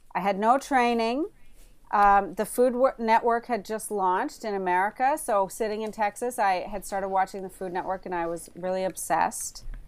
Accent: Prince Edward Island, Canada; also born or lived in Alert Bay, British Columbia / Vancouver; now in Toronto, Canada; I grew up in Prince Edward Island

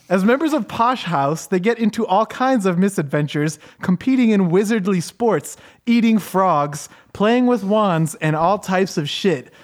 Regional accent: United States; I'm American

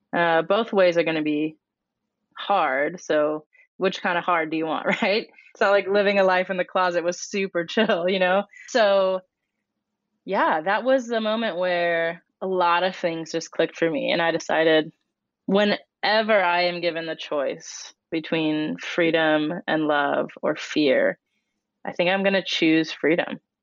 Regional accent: Colorado, United States; I grew up in Colorado, which is a place not known for its diversity

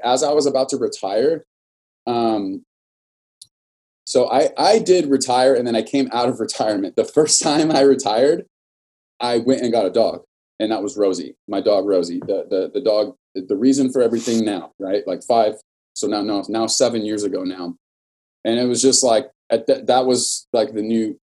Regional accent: Norwalk, California, United States; I was born and raised in Norwalk, California, single mother

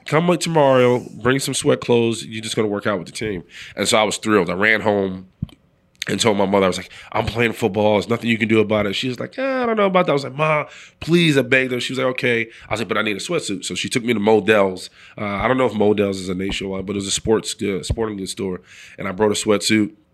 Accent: New York City, New York, United States; moved away as an adult; I'm from the Bronx, New York, so I'm a city kid

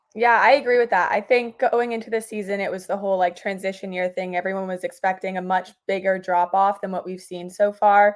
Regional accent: New York City, New York, United States; moved away as an adult; now in Boston, United States; grew up in the city about 15 minute walk from Madison Square Garden.

